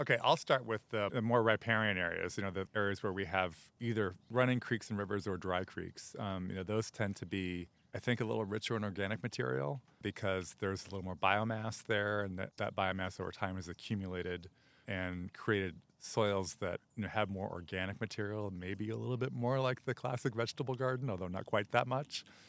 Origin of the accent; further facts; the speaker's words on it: outside Chicago, Illinois, United States; now in Los Angeles, United States; I grew up outside Chicago